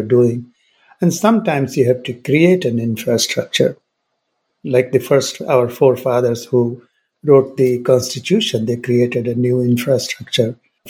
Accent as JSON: {"language": "English", "country": "India", "tie": "born or raised there", "also_born_or_lived": "United Kingdom / United States", "moved": "yes", "said": "growing up in India"}